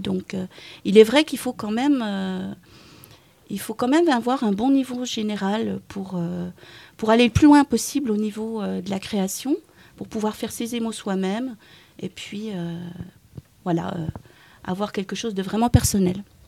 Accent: the East, near Dijon, Bourgogne-Franche-Comté, France; moved away as an adult; now in Pont-Scorff, France; je suis née dans l'Est, à côté de Dijon

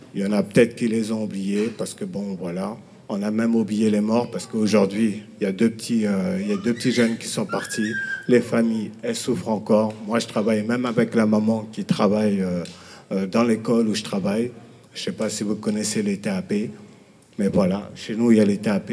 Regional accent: Villiers-le-Bel, Île-de-France, France; je viens de Ville-Belle

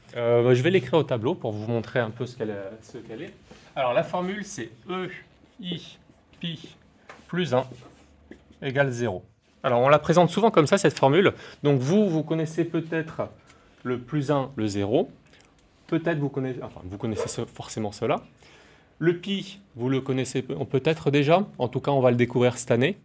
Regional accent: Nouméa, South Province, New Caledonia; also born or lived in Yahoué, Mont-Dore; now in Maré, New Caledonia; je suis calédonien, je suis né à Nouméa et j'habitais à Yahweh, au Mont d'Or

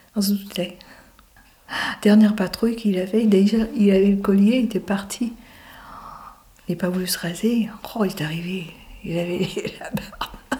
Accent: Lorient, Brittany, France; also born or lived in Groix / Caudan; Mes parents, ils habitaient Groix, mais je suis née à Lorient

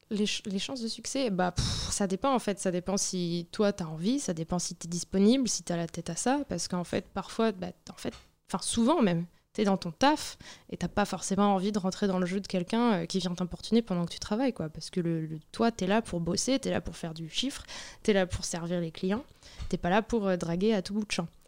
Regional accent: Brittany, France; now in Paris, France; je viens de Bretagne

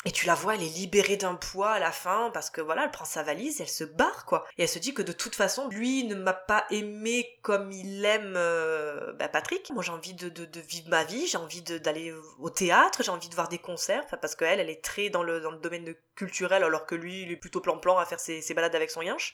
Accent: France; accent: French; avec mon accent français

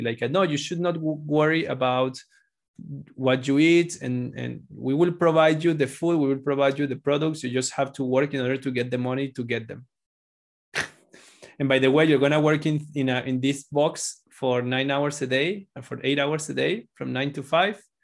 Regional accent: Venezuela; moved away; I'm from Venezuela

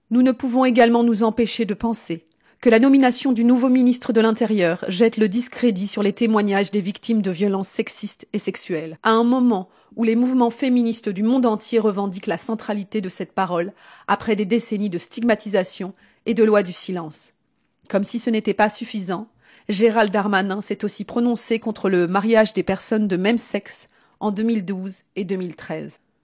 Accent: Lyon, Auvergne-Rhône-Alpes, France; moved away; J'ai grandi à Lyon

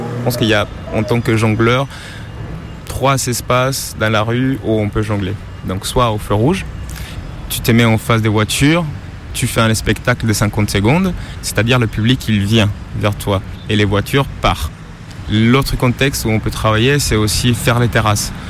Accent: Colombia; French is a second language; now in France; Je viens de Colombie

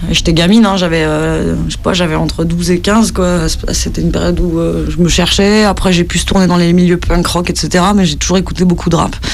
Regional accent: Lausanne, Vaud, Switzerland; j'ai 30 ans, je viens de Lausanne, je travaille à Genève

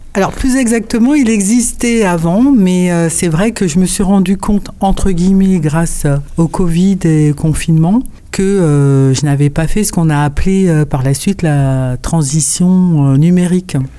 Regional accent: Paris, Île-de-France, France; je suis née à Paris, euh, ce que je suis euh, de ce qu'on appelle la deuxième génération

